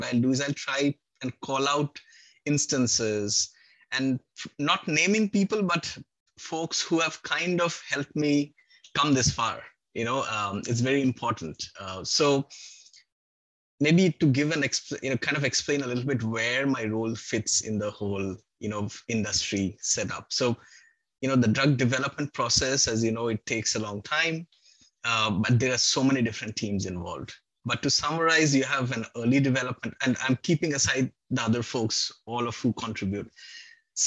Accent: Kolkata, West Bengal, India; moved away; I'm from Calcutta originally

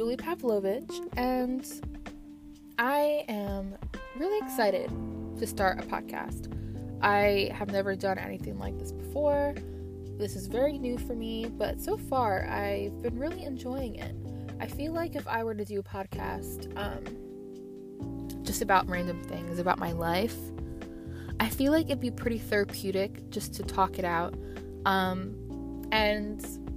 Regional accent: Freehold, New Jersey, United States; I'm from Freehold, New Jersey in Monmouth County, and I've been here all my life

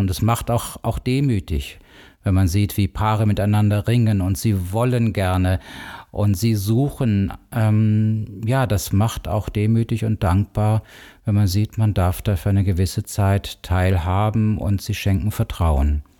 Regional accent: Cologne, North Rhine-Westphalia, Germany; moved away as an adult; now in Bonn, Germany; Ich bin ursprünglich Kölner, bin in Köln groß geworden, richtig, eine Kölsche Jung

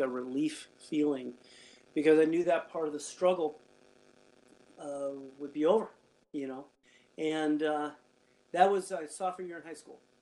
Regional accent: Gardnerville, Nevada, United States; moved away; I grew up there in Gardnerville. I lived um, out in the ranchos

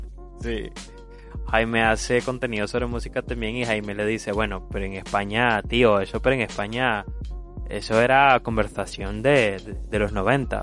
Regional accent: Nicaragua; Como nicaragüense

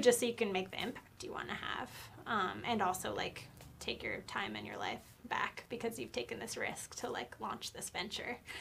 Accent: Nampa, Idaho, United States; moved away as an adult; also born or lived in Missoula, Montana; my home state of Idaho and my hometown of Nampa in the 2C

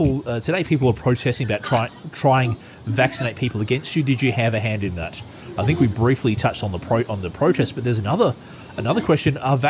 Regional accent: Australia; in my home country, Australia

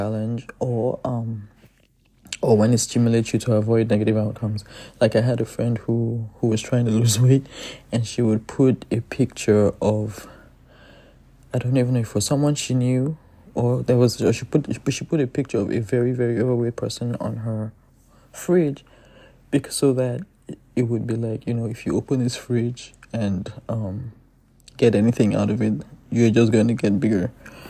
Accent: Nigeria; I'm Nigerian

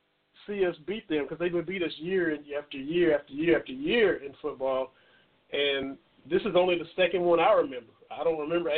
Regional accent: Cumberland, Kentucky, United States; I'm from Harlan County, from Cumberland, just like Freddie.

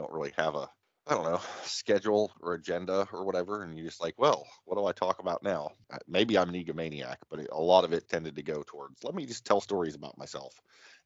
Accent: Martins Ferry, Ohio, United States; also born or lived in Wheeling, West Virginia; You and I grew up in the Ohio Valley

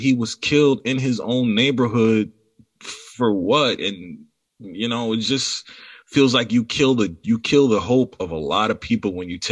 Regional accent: New York City, New York, United States; I'm from Far Rockaway, Queens

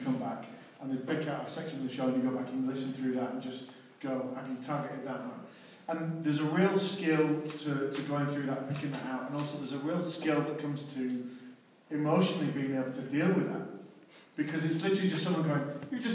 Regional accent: Manchester, North West England, United Kingdom; I'm born and bred in Manchester

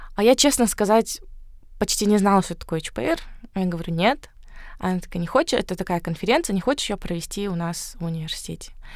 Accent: Karaganda, Karaganda Region, Kazakhstan; moved away; also born or lived in Astana; я сама родом из Караганды.

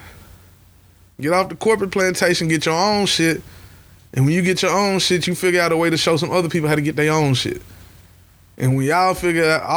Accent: United States; I'm an American native

